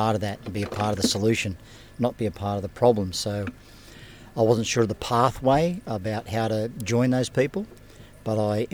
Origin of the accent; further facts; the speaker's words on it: Mackay, Queensland, Australia; I'm from Mackay.